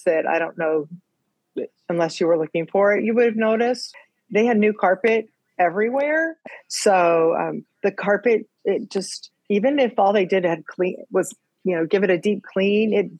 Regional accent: Arizona, United States; moved away as an adult; now in East Coast, United States; I grew up in Arizona

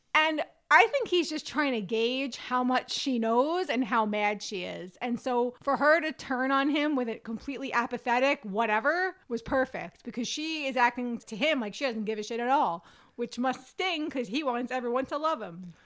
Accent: New York, United States; I'm a New Yorker and I'm a quarter Italian

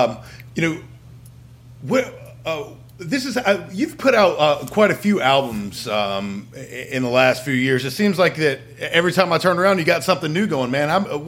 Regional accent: Statesville, North Carolina, United States; now in Hickory, United States; Matt and I, we're both from Statesville, North Carolina

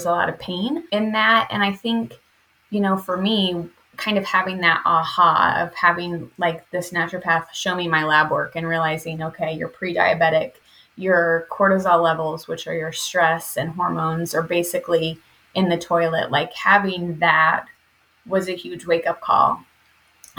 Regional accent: Indiana, United States; now in Arizona, United States; I'm coming to you from Arizona, but I am a Midwest native. I grew up in Indiana

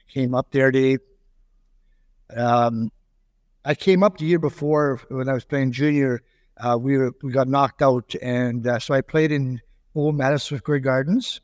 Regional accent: South Porcupine, Ontario, Canada; moved away as an adult; also born or lived in Germany / Long Beach, New York; South Porcupine, Ontario, which is another five hundred miles north of here

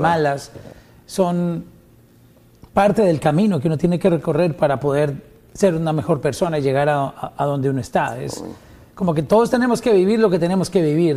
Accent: Colombia

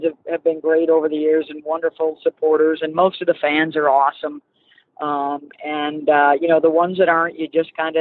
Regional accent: Syracuse, New York, United States; I grew up in Syracuse

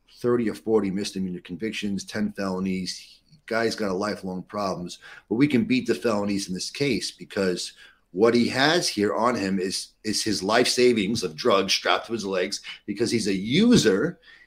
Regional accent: New York City, New York, United States; growing up in New York City, in and around the area here

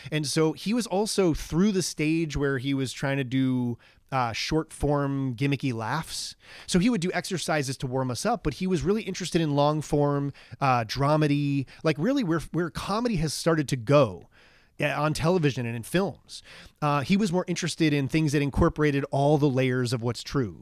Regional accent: Long Island, New York, United States; moved away as an adult; I was raised in Long Island

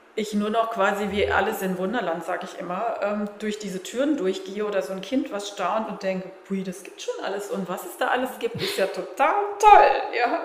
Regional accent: Germany; als Deutsche

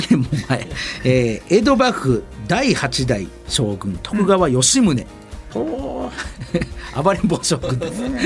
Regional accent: Kyoto, Japan; 地元京都

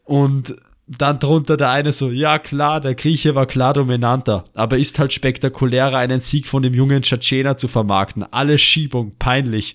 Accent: Austria; also born or lived in Vienna; Noch dazu sind wir Österreicher

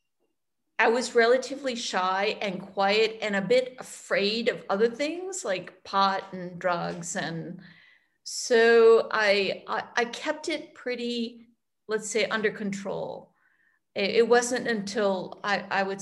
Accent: Western Massachusetts, United States; moved away as an adult; also born or lived in Italy; I grew up in Western Mass

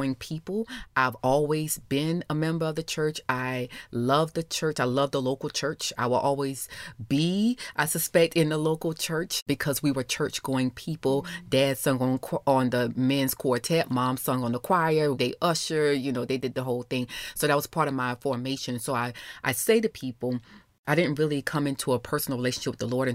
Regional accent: Orangeburg, South Carolina, United States; moved away; also born or lived in Alabama; I'm from a small rural town of Orangeburg, South Carolina, so I'm a Carolina girl.

